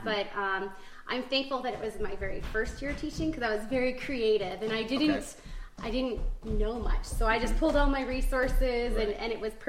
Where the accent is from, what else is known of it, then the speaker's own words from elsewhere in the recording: Eagle River, Alaska, United States; also born or lived in Belleville, Illinois; I wasn't born in Alaska, but I came here when I was 2. So okay. I've been raised here.